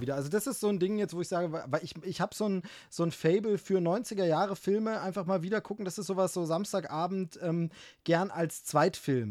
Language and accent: German; East Germany, Germany; als Ossi, als Ossi